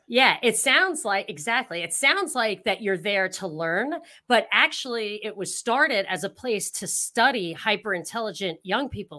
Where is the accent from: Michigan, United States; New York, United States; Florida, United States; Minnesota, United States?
New York, United States; upstate; I'm not from Brooklyn, I'm from upstate, like, not very far upstate. I still got the accent a little bit